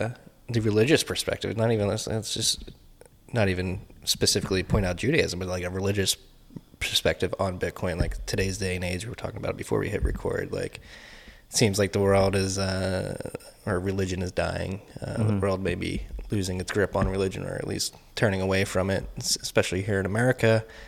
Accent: Philadelphia, Pennsylvania, United States; accent: Philly; That's my Philly accent.

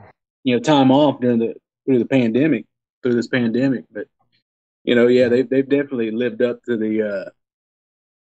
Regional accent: Tulsa, Oklahoma, United States; my hometown out of Tulsa

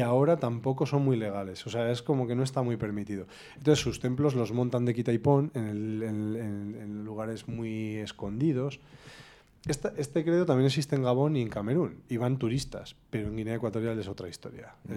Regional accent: Vitoria-Gasteiz, Basque Country, Spain; also born or lived in Barakaldo / Galdakao; yo soy súper vitoriano, porque nací en Galdacano por error, soy mi padre es vitoriano

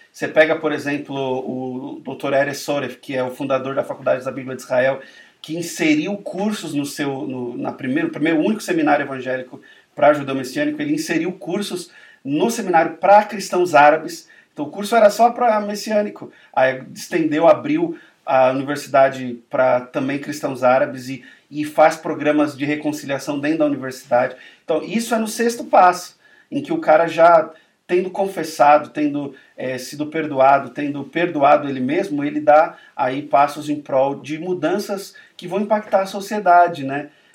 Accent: Brazil; a gente como brasileiro vai honrar o nosso país

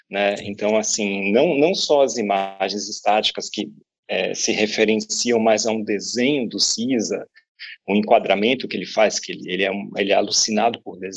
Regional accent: Salvador, Bahia, Brazil; moved away as an adult; now in São Paulo, Brazil; eu estava em São Paulo há três anos, é, mudei de Salvador em 2013

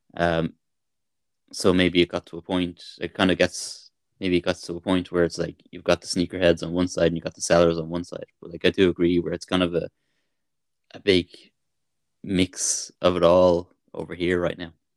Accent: Dublin, Leinster, Ireland; born or raised there

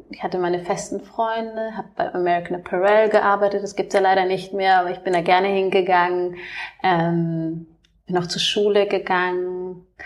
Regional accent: Munich, Bavaria, Germany; Ich komme ja ähm, aus München ursprünglich.

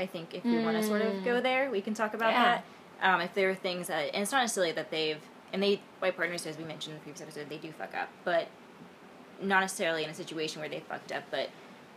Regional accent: Memphis, Tennessee, United States; moved away; when I returned to Memphis, I'm from the South, and like, when I returned to home to my parents

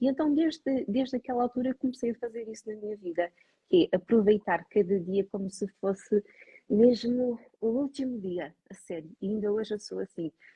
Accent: Lisbon, Portugal; moved away as an adult; also born or lived in Douro (family); now in northern Portugal; eu sou natural de Lisboa, estou aqui na região ah, há 5 anos.

